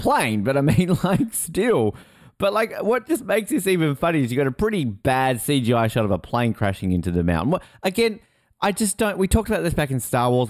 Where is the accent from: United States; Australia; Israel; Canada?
Australia; I'm Australian